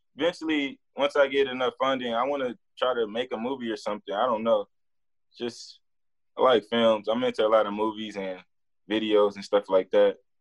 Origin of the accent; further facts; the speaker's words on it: Los Angeles, California, United States; moved away as an adult; I come from South Central, a real crazy place